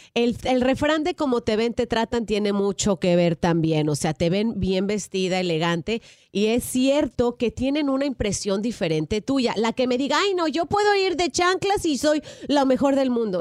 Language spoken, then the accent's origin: Spanish; Mexico; yo soy mexicana